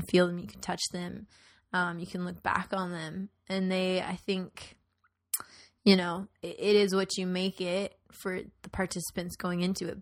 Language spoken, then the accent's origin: English; Tucson, Arizona, United States; moved away; I grew up in Tucson, which is pretty different from Phoenix